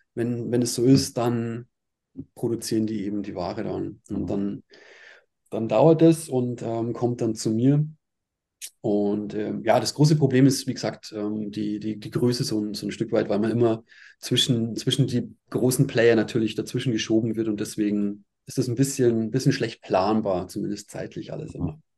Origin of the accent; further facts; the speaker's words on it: Altötting, Bavaria, Germany; also born or lived in Ostwestfalen, North Rhine-Westphalia; now in Ingolstadt, Germany; bin mit äh, sechs Jahren nach Aldötting gezogen